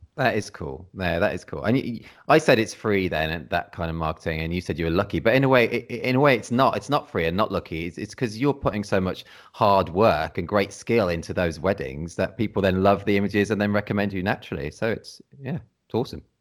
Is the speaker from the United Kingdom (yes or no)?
yes; Redditch, West Midlands, United Kingdom; moved away as an adult; now in Cornwall, United Kingdom; I'm from the Midlands originally. I've only been down in Cornwall, like, last, like, twelve years or something like that.